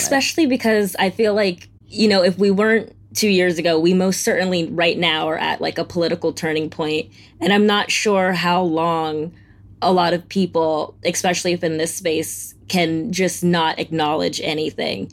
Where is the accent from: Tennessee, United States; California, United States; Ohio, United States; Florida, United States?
Florida, United States; I'm from Florida